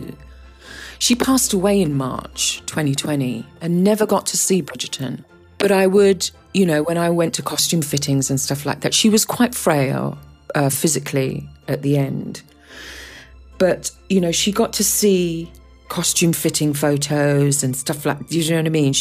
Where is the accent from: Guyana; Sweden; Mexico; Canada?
Guyana; I was born in South America, in Guyana